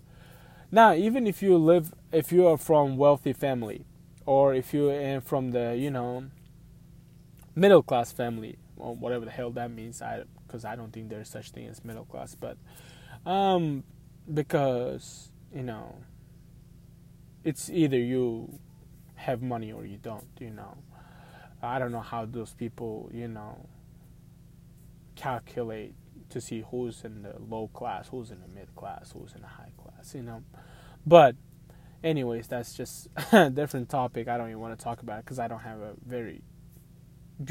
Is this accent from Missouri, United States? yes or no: yes; Missouri, United States; I'm from Missouri, so I go to Missouri job fair.